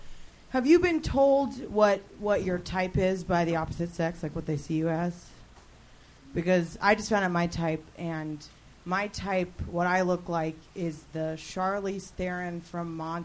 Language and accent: English; Los Angeles, California, United States; I grew up in Chatsworth